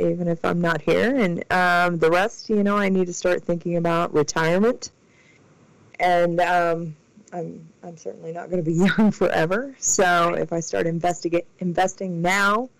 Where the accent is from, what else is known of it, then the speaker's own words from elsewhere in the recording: Indiana, United States; I helped work on the legislation to pass compensation in my home state